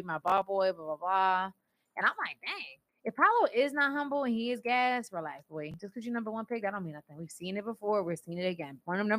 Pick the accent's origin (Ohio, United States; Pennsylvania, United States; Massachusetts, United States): Pennsylvania, United States; Philadelphia; we're from Philly.